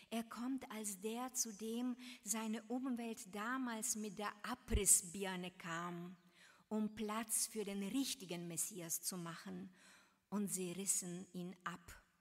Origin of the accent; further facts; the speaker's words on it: Varna, Varna Province, Bulgaria; In meiner Heimatstadt in Varna, Bulgarien, in der Straße, in der ich meine Kindheit verbrachte, standen damals wunderschöne Jugendstilhäuser.